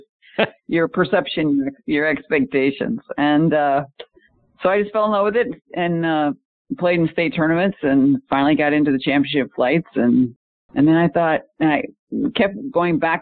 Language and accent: English; Omaha, Nebraska, United States; moved away as an adult; also born or lived in Charlotte, North Carolina / Phoenix, Arizona; I was a multi-sport athlete growing up in Omaha, Nebraska, and didn't know golf.